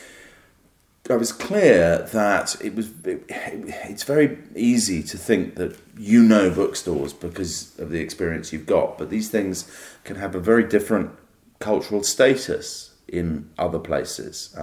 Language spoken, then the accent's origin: English; United Kingdom; as a British person